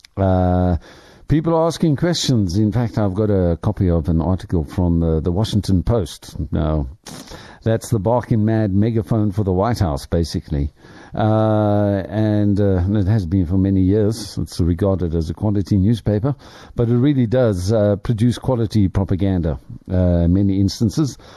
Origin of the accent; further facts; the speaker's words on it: South Africa; I have traveled my home country rather extensively, but there are still parts of South Africa that I haven't seen